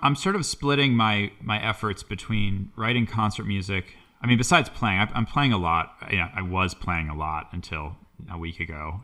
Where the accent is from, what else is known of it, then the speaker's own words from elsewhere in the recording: Boston, Massachusetts, United States; I grew up in the Boston area